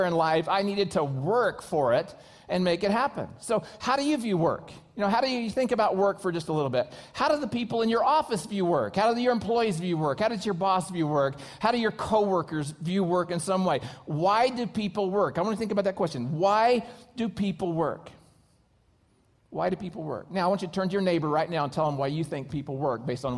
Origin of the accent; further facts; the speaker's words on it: United States; I'm an American